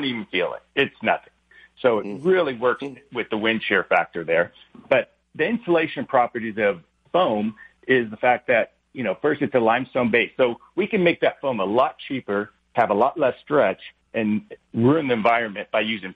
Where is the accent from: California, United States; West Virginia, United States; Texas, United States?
California, United States; Huntington Beach; we grew up in Huntington Beach